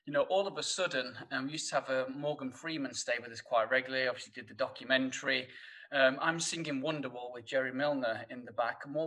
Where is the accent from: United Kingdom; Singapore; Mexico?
United Kingdom; Sheffield, Yorkshire and the Humber; accent: thick northern; you'll probably tell by my thick northern accent that... coming from Sheffield